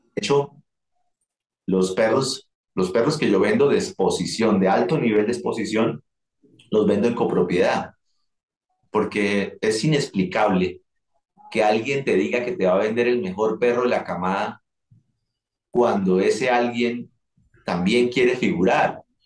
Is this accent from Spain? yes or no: no; Colombia; había mucho dinero en mi país